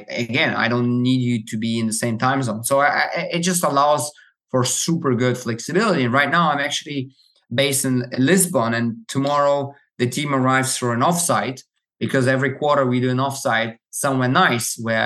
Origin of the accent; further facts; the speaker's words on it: Germany; I grew up in Germany